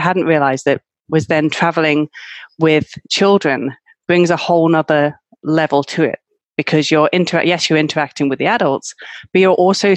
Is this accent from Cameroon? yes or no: no; United Kingdom; moved away as an adult; now in Malaga, Spain; I'm from the UK, as you can probably guess from my accent.